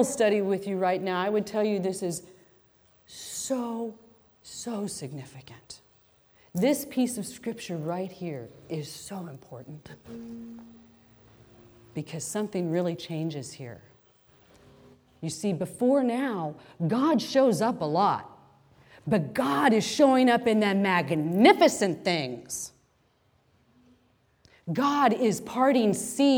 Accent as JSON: {"language": "English", "town": "Wichita", "region": "Kansas", "country": "United States", "tie": "born or raised there", "said": "I grew up in a Roman Catholic family. We had a home in Wichita, Kansas"}